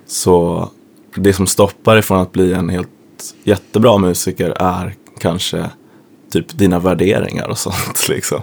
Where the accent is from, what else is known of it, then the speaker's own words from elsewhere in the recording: Sweden; kommer dit som svensk och är van att ifrågasätta auktoriteter